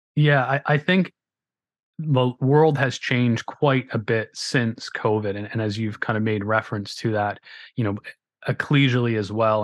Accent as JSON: {"language": "English", "town": "Grimsby", "region": "Ontario", "country": "Canada", "accent": "Canadian", "said": "I am from Southern Ontario in Canada. You can probably tell by the Canadian accent, A Uh, in a little town called Grimsby"}